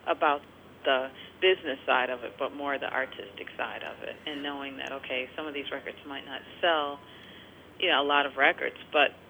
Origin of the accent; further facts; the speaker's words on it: Detroit, Michigan, United States; moved away; growing up in Detroit